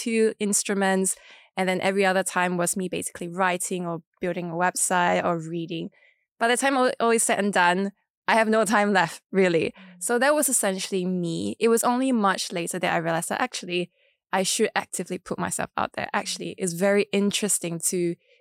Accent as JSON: {"language": "English", "town": "Kuching", "region": "Sarawak", "country": "Malaysia", "tie": "born or raised there", "said": "I grew up in Borneo, which is very different from West Malaysia"}